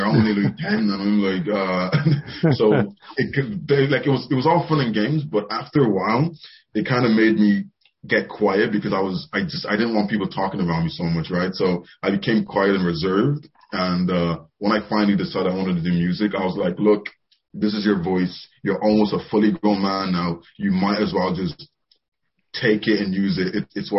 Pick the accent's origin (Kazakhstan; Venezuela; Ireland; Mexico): Ireland; also born or lived in Nigeria / England; I am 22 from so basically I was born in Nigeria. So I lived there for a few years. Then I moved over to England with my family. And then we moved to Ireland back in 03, I believe.